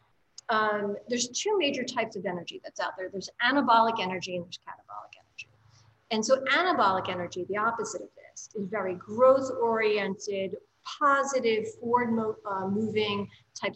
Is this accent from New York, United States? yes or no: yes; New York City, New York, United States; as a New Yorker